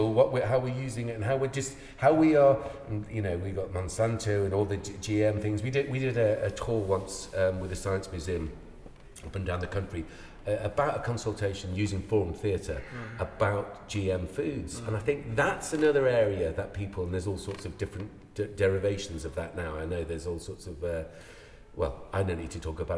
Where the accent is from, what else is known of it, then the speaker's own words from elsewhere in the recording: Ireland; now in United Kingdom; I'm Irish.